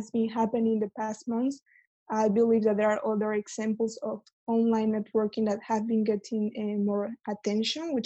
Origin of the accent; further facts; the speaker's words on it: Mexico; moved away as an adult; now in London, United Kingdom; I am from Mexico. I moved to London back in September last year to start a master's in finance.